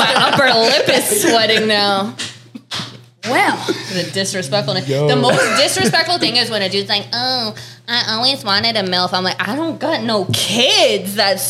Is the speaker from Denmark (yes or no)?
no; Northeast, United States; I'm from the Northeast.